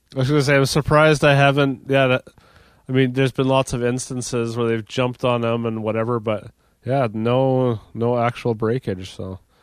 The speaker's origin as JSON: {"language": "English", "town": "Dauphin", "region": "Manitoba", "country": "Canada", "tie": "born or raised there", "said": "we came to Regina from Dauphin."}